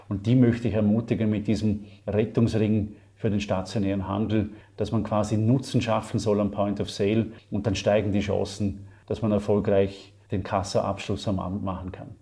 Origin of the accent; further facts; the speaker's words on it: Vorarlberg, Austria; Ich bezeichne mich gerne als gelernter Österreicher, im äußersten Westen beheimatet, also in Vorarlberg also Gegenpart zu Wien